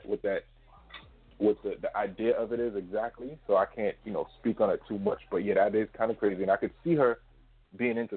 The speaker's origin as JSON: {"language": "English", "country": "United States", "said": "we're from America"}